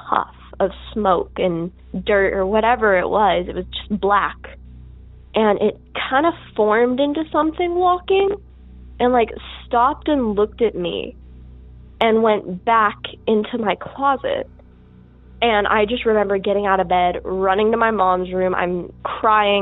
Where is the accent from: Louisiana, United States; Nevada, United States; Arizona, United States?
Nevada, United States; Las Vegas; I'm from Las Vegas. My story takes place here in Vegas. About 2018, 2019, I was about 12 years old at the time